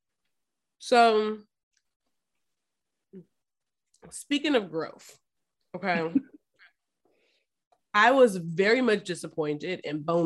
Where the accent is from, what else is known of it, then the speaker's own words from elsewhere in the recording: Memphis, Tennessee, United States; I'm from Memphis. All my family's from Memphis